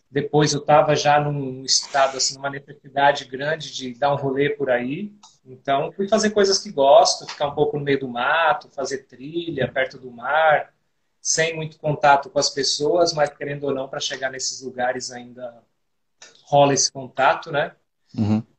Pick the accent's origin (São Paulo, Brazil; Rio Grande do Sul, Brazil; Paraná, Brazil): São Paulo, Brazil; Diadema; born there; Nesse momento eu estou onde nasci, em Diadema, que é a região metropolitana de São Paulo.